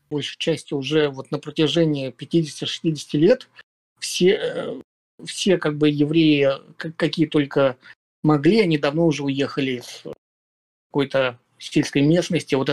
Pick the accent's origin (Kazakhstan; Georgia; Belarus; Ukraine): Belarus; Потом уже, насколько я знаю, ехали из Украины, э, я из Беларуси.